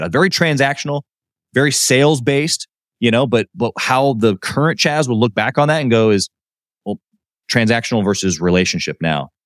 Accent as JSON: {"language": "English", "town": "Kansas City", "region": "Missouri", "country": "United States", "also_born_or_lived": "Miami", "said": "I'm from Kansas City"}